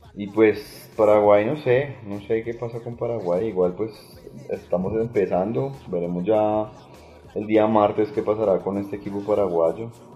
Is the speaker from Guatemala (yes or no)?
no; Colombia; no me representa como colombiano